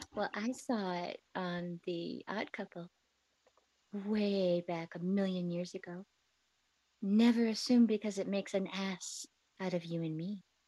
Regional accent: Lake Geneva, Wisconsin, United States; I grew up in Lake Geneva, Wisconsin

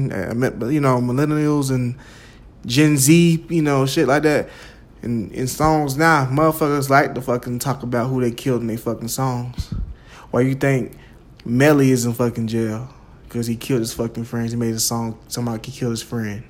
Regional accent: Jacksonville, United States; Me growing up in Jacksonville

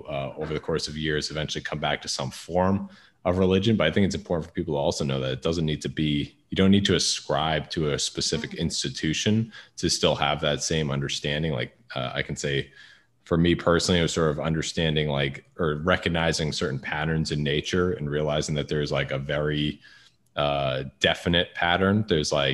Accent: Northeast, United States; I grew up Catholic in the Northeast

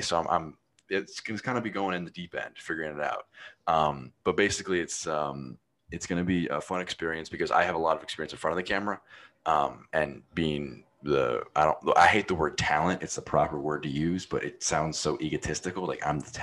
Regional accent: United States; I'm American

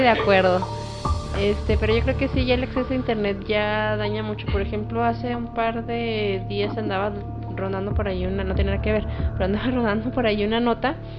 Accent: Durango, Mexico; aquí en Durango, bueno, para quienes no saben, somos de Durango

